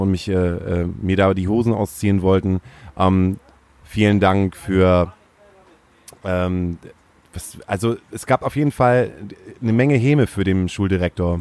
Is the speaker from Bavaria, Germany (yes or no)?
no; Stade, Lower Saxony, Germany; Ich komme nämlich aus Stade